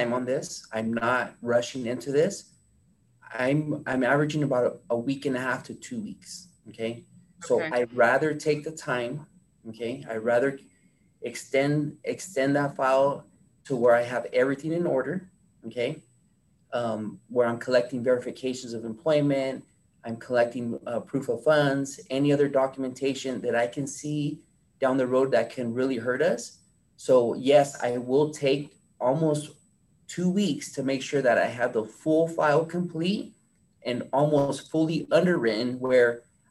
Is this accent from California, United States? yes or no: yes; Fresno, California, United States; moved away as an adult; now in Bay Area, United States; I'm born and raised in Fresno, so I know the market really well